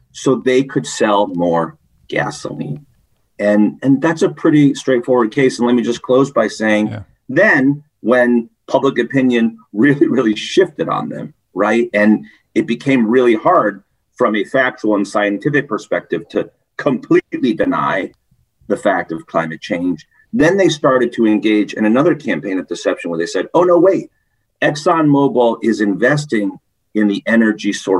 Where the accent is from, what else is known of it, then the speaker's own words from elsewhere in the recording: Connecticut, United States; I was born and raised in Connecticut.